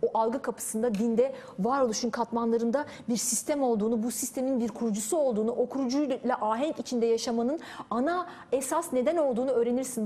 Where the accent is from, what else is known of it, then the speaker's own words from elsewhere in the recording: Turkey; ben bir Türk'üm